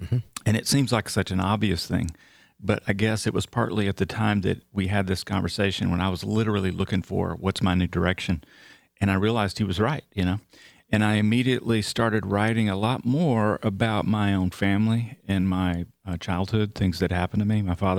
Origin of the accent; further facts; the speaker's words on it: Texarkana, Texas, United States; Yeah, I'm from Northeast Texas. My family are from little farm towns around Paris, Texas, just like in the movie, the Wim Wenders movie.